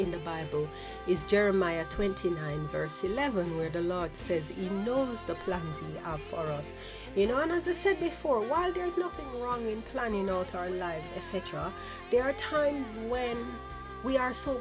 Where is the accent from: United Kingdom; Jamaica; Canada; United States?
Jamaica; growing up in Jamaica